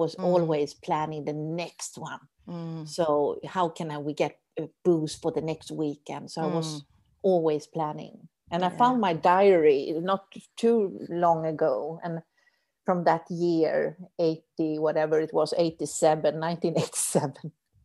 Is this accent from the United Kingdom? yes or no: no; Sweden; accent: Swedish; English is a second language; now in Doha, Qatar; I'm from Sweden, as you may hear in my Swedish